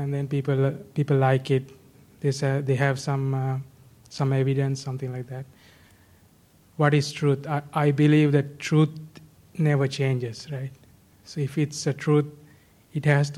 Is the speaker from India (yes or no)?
no; Sri Lanka; I'm from Sri Lanka